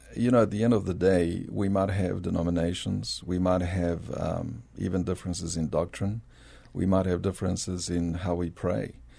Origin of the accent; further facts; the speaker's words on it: South Africa; accent: South African; moved away as an adult; also born or lived in Bolivia; now in San Antonio, United States; I was born in Bolivia, South America, uh, but grew up in South Africa